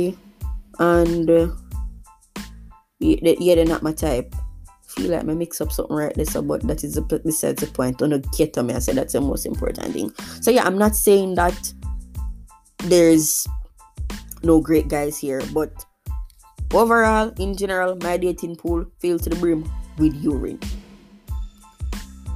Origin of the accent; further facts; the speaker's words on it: Jamaica; As a Jamaican